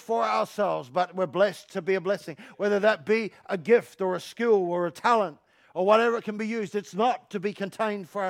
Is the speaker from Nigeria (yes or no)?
no; London, United Kingdom; I'm from London.